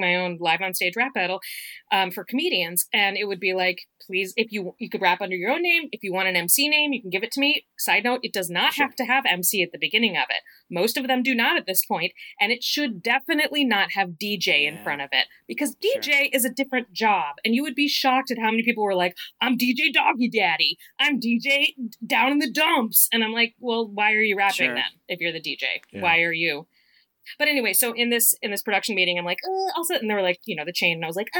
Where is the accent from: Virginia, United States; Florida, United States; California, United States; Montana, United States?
Virginia, United States; Richmond; moved away; King's Dominion at very close to where I grew up in Richmond.